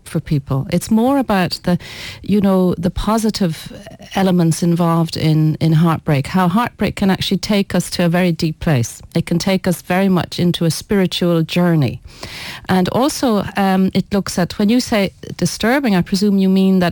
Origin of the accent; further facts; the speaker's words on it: Ireland; I was born in Ireland, so let's say I'm a very Irish Breton